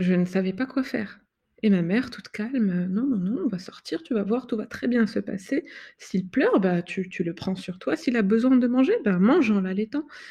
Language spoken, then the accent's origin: French; Morocco; now in France; dans mon pays d'origine